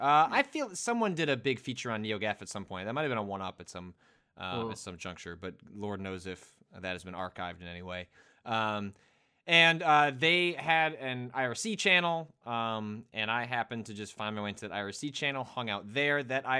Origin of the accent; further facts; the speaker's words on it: Illinois, United States; I grew up in the Chicago suburbs.